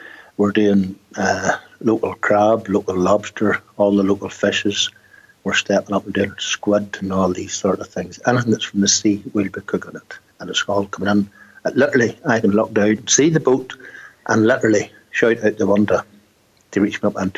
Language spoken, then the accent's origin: English; Ballycastle, Northern Ireland, United Kingdom; Born and bred, aye.